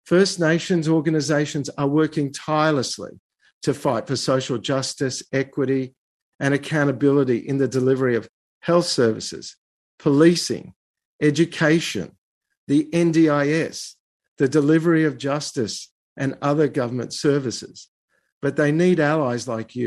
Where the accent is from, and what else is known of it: Australia